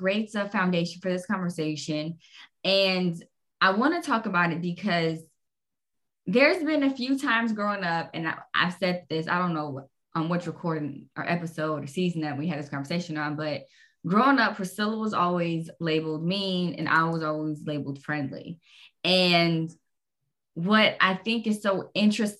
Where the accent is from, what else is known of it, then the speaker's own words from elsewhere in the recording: Jacksonville, Florida, United States; moved away; we were raised in Jacksonville, Florida.